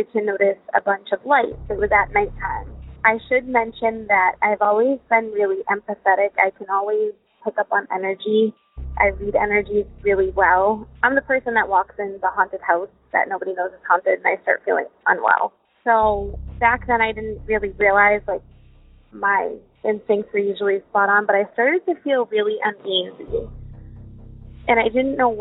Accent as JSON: {"language": "English", "town": "Worcester", "region": "Massachusetts", "country": "United States", "tie": "born or raised there", "said": "I grew up in Worcester, which is the biggest metropolitan city in New England next to Boston."}